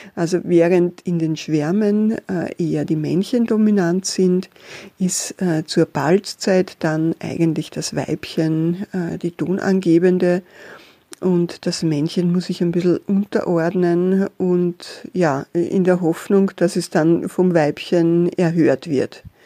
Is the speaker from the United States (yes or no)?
no; Austria; bei uns in Österreich